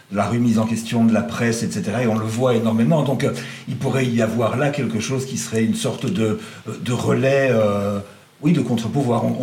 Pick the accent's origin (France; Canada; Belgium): Belgium; Brussels; Je suis bruxellois d'origine, mais ça vous m'avez perdu.